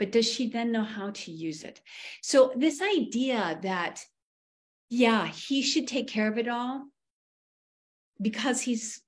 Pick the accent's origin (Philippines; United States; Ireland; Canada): United States; New England; where I grew up in New England, money is kind of considered crass